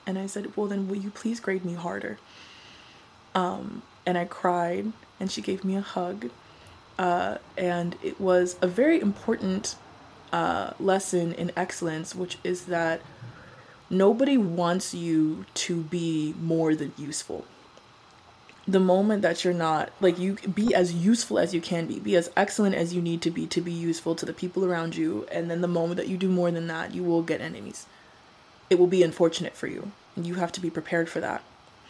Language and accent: English; Colorado, United States; also born or lived in Arizona; I had to make it out of there. The suburbs of Arizona were not for me. I grew up in Colorado. I'm a mountain girl. Arizona, something different.